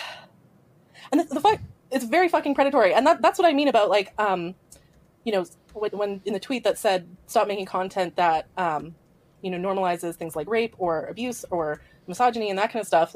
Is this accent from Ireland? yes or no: no; Canada; I'm not American, I'm Canadian